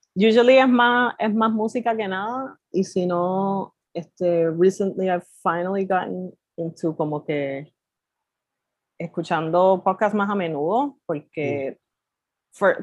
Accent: Carolina, Puerto Rico; also born or lived in Santurce, San Juan; soy de Carolina, nacida en Santurce

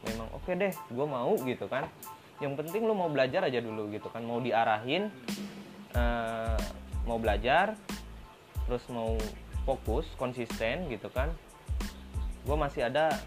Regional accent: Singaparna, West Java, Indonesia; ini gue orang Singaparna sebenarnya

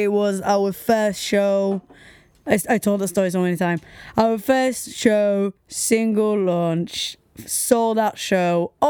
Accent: Tel Aviv, Tel Aviv District, Israel; now in United Kingdom; I'm from a sunny place. I'm from Tel Aviv

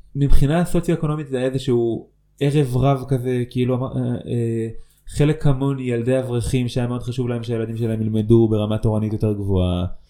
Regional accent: Ofra, West Bank, Israel; also born or lived in Netzarim; בסוף כיתה א' שלי עברנו ליישוב עופרה

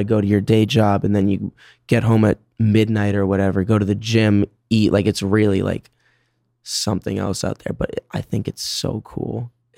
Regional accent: Boston, Massachusetts, United States; also born or lived in Phoenix, Arizona / California; now in New York, United States; growing up in Boston

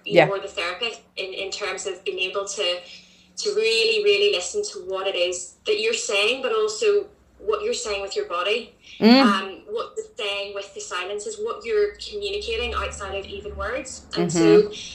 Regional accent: Northern Ireland, United Kingdom; moved away as an adult; now in Oxford, United Kingdom; I am also from Northern Ireland, but yeah, I am living in England. I've lived in Oxford for the last 9 years now.

